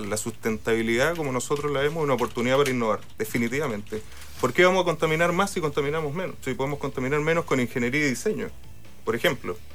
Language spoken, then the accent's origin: Spanish; Valparaíso, Chile; yo soy de Valparaíso